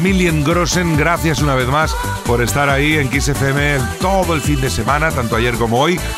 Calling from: Almería, Andalusia, Spain; quiero que me pongas este sábado

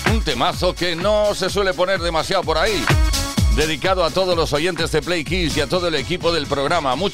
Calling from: Castellón, Valencian Community, Spain; Hola, muy buenas tardes … de Castellón.

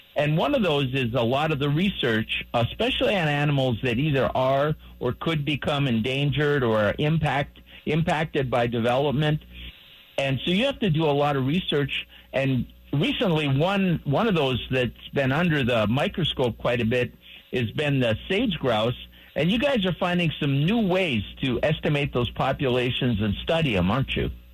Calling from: Grand Junction, Colorado, United States; Calling you from Grand Junction, sunny and warm

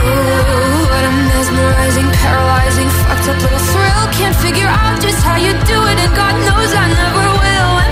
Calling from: Zaragoza, Aragon, Spain; Hola, Josué. ¿Qué tal? … la locatis de Zaragoza.

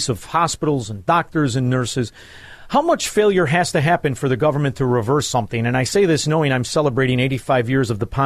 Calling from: Florida, United States; Yeah, I'm broadcasting from Southwest Florida. I moved.

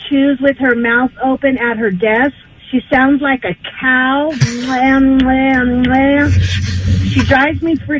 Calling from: San Bernardino, California, United States; I'm calling from San Bernardino.

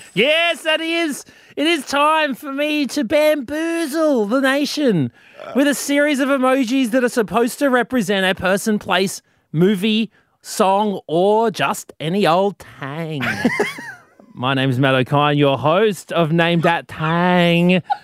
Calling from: Gold Coast, Queensland, Australia; I'm calling in from Brisbane at the moment, but I'm actually Gold Coast resident

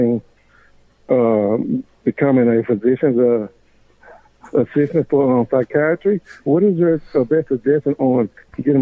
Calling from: Houston, Texas, United States; I'm calling from Houston, Texas.

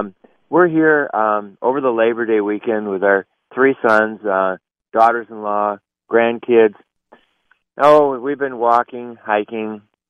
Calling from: Minnesota, United States; Well, I'm calling from the North Shore Lake Superior. It's 57, and it's been cloudy up until a few seconds ago, and the sun just came out.

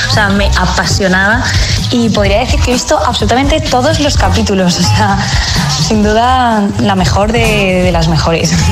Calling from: Valencia, Valencian Community, Spain; Muy buenos días, agitadores. … de Valencia

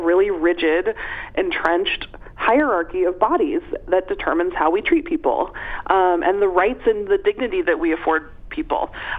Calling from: Seattle, Washington, United States; I'm calling from Seattle, Washington. I'm sitting in my mother's kitchen.

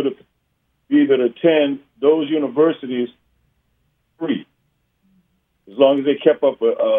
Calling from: Atlanta, Georgia, United States; I'm calling from Atlanta.

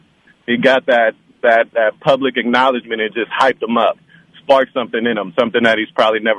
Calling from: Berkeley, California, United States; This is Mr. … coming out of Berkeley.

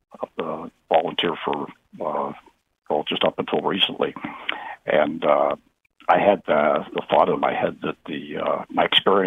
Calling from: East Lyme, Connecticut, United States; from East Lyme.

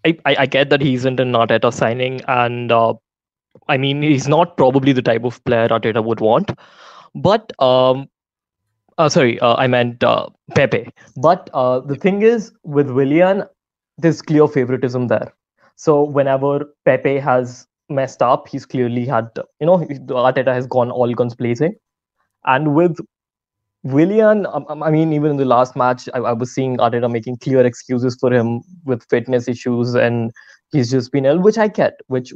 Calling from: New Delhi, Delhi, India; Hi, Harry. I'm joining from New Delhi, India.

